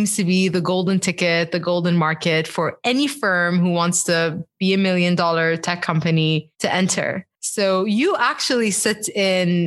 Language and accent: English; Bahrain; I'm Bahraini, you know, and like growing up in Bahrain